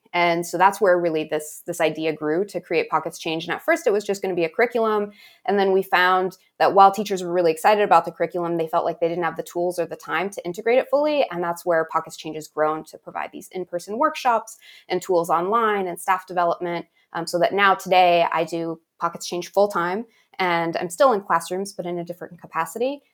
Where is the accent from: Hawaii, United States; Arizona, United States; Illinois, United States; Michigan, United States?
Arizona, United States; Tuba City; I grew up in Tuba City